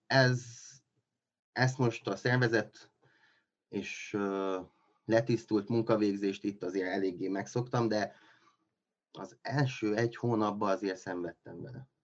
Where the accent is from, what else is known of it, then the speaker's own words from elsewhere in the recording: Miercurea Ciuc, Harghita County, Romania; moved away as an adult; now in Cluj-Napoca, Romania; én Kolozsváron élek most már, hát lassan tíz éve, ez a tizedik éve. Mm, Románián belül vagy itt lennék, vagy Csíkszeredába, ugye ott születtem